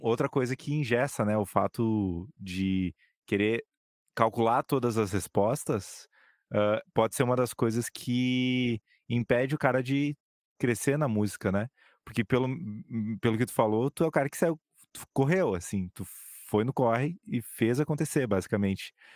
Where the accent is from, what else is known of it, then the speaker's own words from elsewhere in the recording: Brazil; a gente é brasileiro